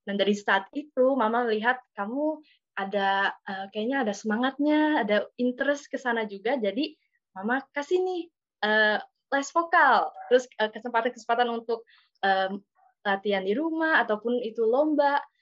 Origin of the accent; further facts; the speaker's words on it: Jakarta, Indonesia; Aku di Jakarta, lahir di Jakarta dan tinggal di Jakarta.